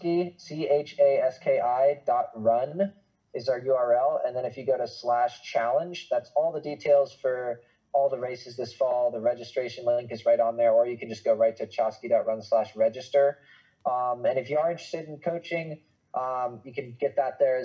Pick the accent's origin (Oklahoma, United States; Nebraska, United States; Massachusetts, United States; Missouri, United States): Massachusetts, United States; Boston; I grew up in Greater Boston, like my family is from there. I went to school there